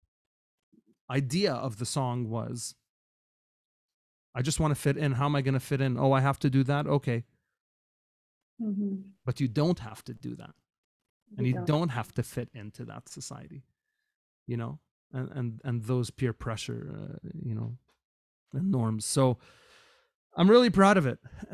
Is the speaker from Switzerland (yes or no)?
no; Kuwait; moved away as an adult; now in Canada; I grew up in Kuwait, but when I moved to Canada as a young student going to a North American university